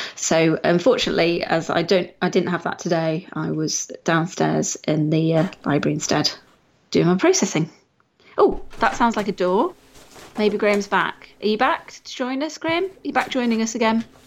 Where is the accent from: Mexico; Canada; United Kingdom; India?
United Kingdom; we are British